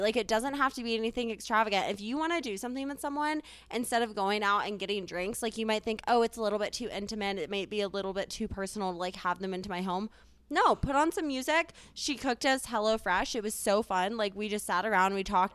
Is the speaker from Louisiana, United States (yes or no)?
no; Charleston, South Carolina, United States; moved away as an adult; now in Denver, United States; I'm originally from Charleston, South Carolina, but came out to school here